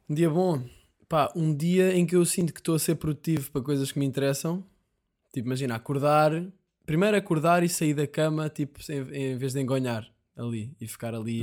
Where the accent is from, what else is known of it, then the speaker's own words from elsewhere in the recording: Portugal; Somos portugueses